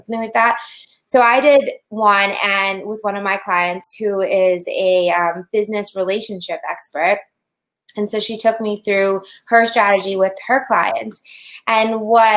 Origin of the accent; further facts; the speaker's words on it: Massachusetts, United States; we're from Massachusetts